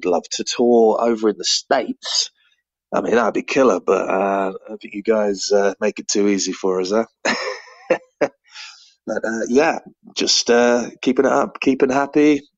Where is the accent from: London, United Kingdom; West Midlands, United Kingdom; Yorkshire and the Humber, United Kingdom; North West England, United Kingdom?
London, United Kingdom; now in Bristol, United Kingdom; We're operating in Bristol, but we're actually from all over the place. Myself from London originally